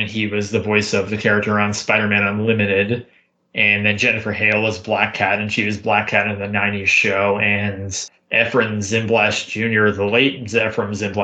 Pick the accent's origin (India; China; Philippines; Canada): Canada; being Canadian